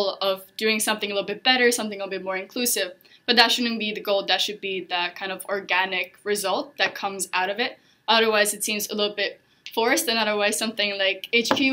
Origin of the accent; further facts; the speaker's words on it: Estonia; moved away as an adult; now in Hong Kong; I'm originally from Estonia, but I moved out to Hong Kong 2 years ago